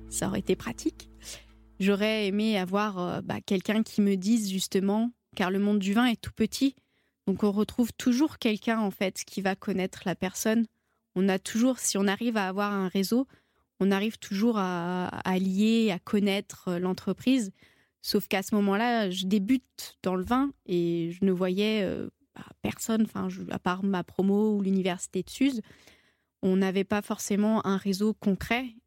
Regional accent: Rhône Valley, France; Chez nous, en Vallée du Rhône, c'est l'université du vin de suse

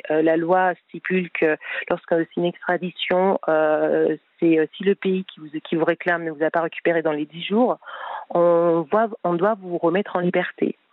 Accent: France; Je dis oui, je veux rentrer en France puisque, enfin voilà, je je suis française, je veux je veux rentrer dans mon pays

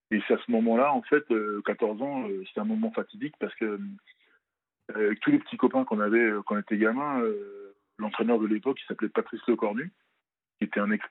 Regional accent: France; also born or lived in Benin; moi, je suis originaire du Bénin. {S1} D'accord. {S2} Je suis né, je suis né au Bénin, je pas, j'ai pas grandi là-bas. Et euh, je suis venu à l'âge de 5-6 ans en France.

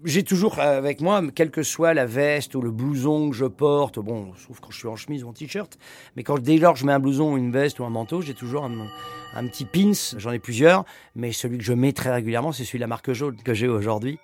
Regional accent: Paris, Île-de-France, France; je suis un Parisien quand même de naissance

